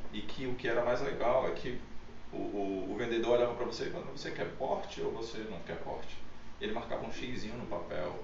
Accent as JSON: {"language": "Portuguese", "region": "interior of Pernambuco", "country": "Brazil", "tie": "born or raised there", "said": "Eu venho do interior de Pernambuco"}